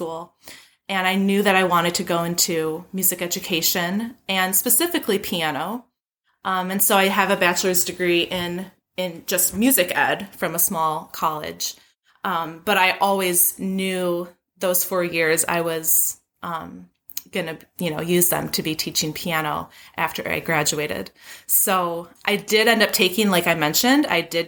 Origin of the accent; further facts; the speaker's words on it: Grosse Pointe, Michigan, United States; I'm right outside Detroit in a smallish town called Grosse Pointe, Michigan. It's my hometown